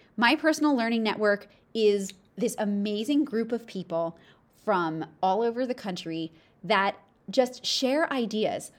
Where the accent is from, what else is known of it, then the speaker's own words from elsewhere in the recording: East Coast, United States; I'm from the East Coast